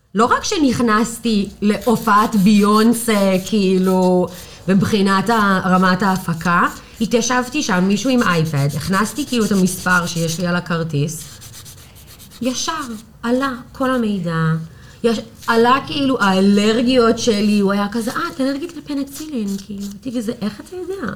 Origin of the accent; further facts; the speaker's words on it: New York, United States; Hebrew is a second language; moved away as an adult; now in Tel Aviv, Israel; אני מניו יורק. אני בתל אביב, וואו, הקיץ זה עשר שנים